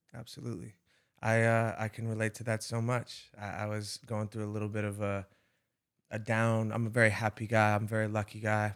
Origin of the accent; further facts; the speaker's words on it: Rhode Island, United States; I'm from Rhode Island, which is a small, very small hmm. place